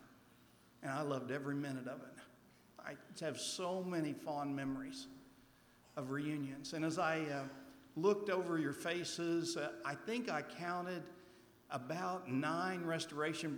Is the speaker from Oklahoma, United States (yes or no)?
yes; Oklahoma, United States; moved away; I grew up down in Oklahoma